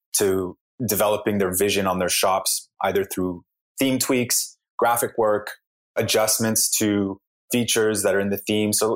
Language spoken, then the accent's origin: English; Canada; also born or lived in Montreal; I'm from Canada.